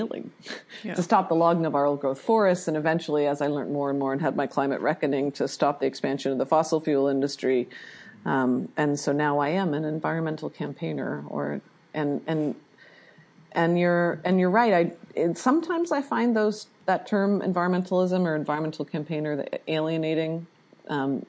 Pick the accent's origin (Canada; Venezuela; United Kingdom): Canada; also born or lived in Vancouver, Canada; I'm Canadian, that's part of my intro too, is I'm Canadian.